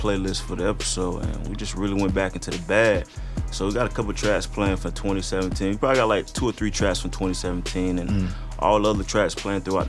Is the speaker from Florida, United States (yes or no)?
yes; Florida, United States; now in St. Louis, United States; growing up in Florida